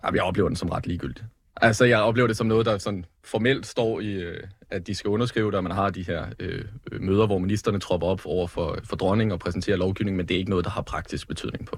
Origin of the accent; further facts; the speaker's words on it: Lyngby, Capital Region of Denmark, Denmark; hvor jeg kommer fra øh, Lyngby